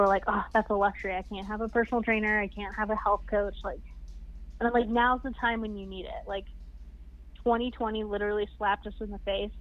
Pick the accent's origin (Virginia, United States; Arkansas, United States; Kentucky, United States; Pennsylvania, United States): Kentucky, United States; also born or lived in Ohio; now in Denver, United States; I'm from Kentucky